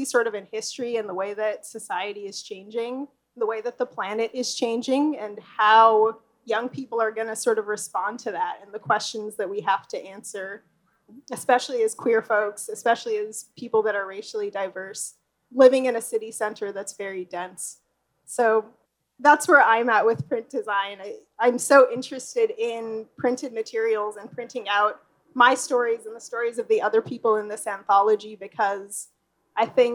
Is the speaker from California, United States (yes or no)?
yes; Los Angeles, California, United States; I was born and raised in Los Angeles, and this is where I started my design studio